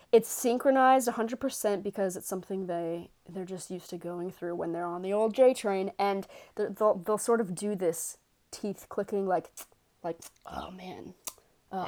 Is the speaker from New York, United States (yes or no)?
yes; New York City, New York, United States; accent: Bronx; I am, uh, born and bred in New York